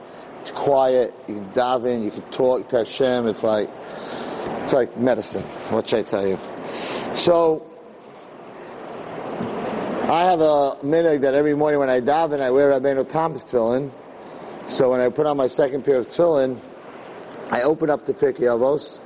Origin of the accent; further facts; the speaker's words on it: United States; I'm an American